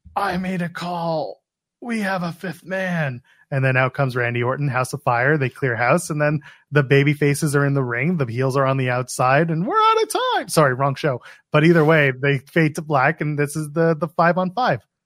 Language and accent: English; Canada; I, I'm Canadian